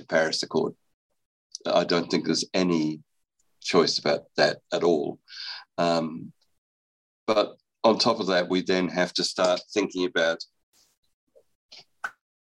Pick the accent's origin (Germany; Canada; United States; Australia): Australia; moved away; I'm actually Australian. I was educated in Australia